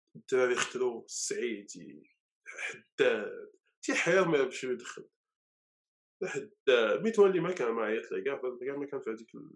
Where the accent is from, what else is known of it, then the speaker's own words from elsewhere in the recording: Morocco; عندنا في المغرب